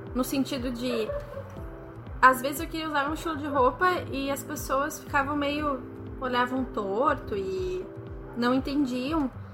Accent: Porto Alegre, Rio Grande do Sul, Brazil; sou daqui de Porto Alegre

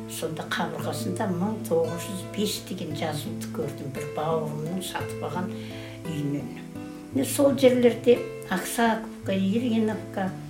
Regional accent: Kylysh village, Tarbagatai foothills, East Kazakhstan Region, Kazakhstan; born or raised there

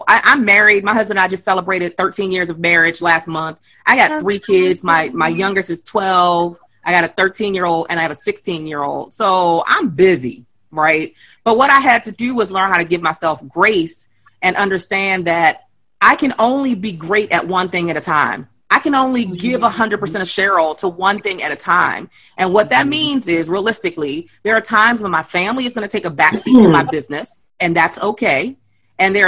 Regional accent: Baltimore, Maryland, United States; I grew up in Baltimore City. I grew up in Lafayette Projects

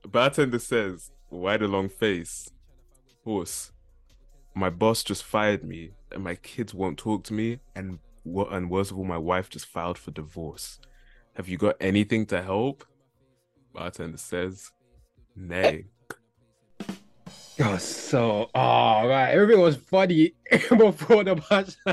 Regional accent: London, United Kingdom; I was from London, man. From East

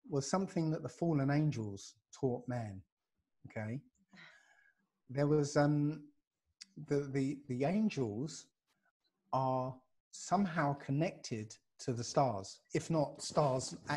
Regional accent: Basildon, East of England, United Kingdom; from Basildon

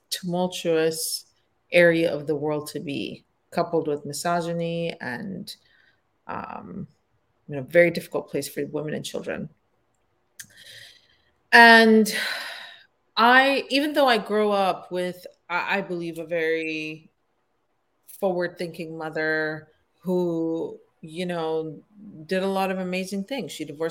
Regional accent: Pakistan; born there; So I was born in Pakistan, but my parents are both from Afghanistan.

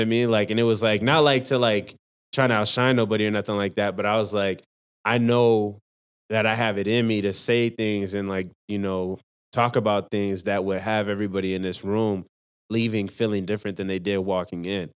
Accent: Salt Lake City, Utah, United States; also born or lived in Rose Park / Magna; I was born in Salt Lake City, Utah

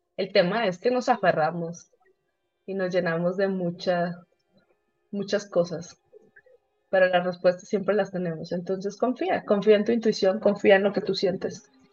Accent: Tampico, Tamaulipas, Mexico; moved away as an adult; now in Querétaro, Mexico; yo vengo a Querétaro, yo soy, yo soy de Tampico, vengo a Querétaro porque hay demasiada industria

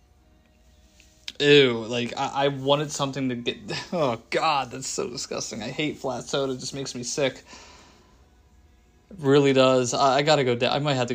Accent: Pennsylvania, United States; I'm from Pennsylvania, so I live right outside the city of Philadelphia.

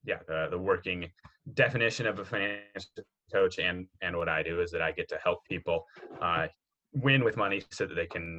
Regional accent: Southeast Idaho, United States; also born or lived in Oregon; So I grew up in Southeast Idaho in a little rural farming community there. I was actually born in Oregon, but we moved there when I was three. So that's, you know, all of my memories are from there growing up. I was homeschooled

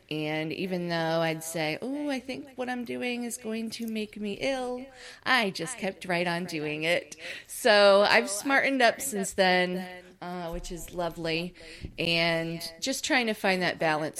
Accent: upstate New York, United States; moved away as an adult; now in Orlando, United States; I'm from the United States, I was living in New York, upstate and I moved down here to Orlando, Florida

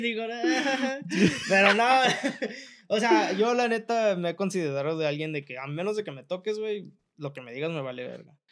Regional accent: Mexico; now in United States; yo la neta sí soy bien pinche orgulloso de ser mexicano

